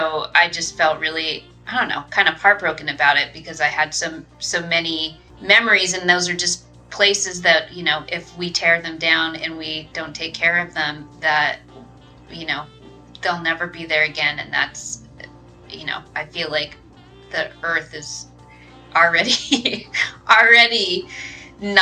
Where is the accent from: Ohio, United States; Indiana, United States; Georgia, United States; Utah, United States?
Utah, United States; I'm from Utah